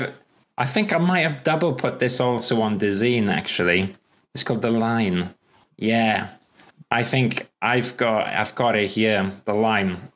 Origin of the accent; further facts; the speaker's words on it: Wales, United Kingdom; also born or lived in London / Manchester; I can barely speak English because I'm Welsh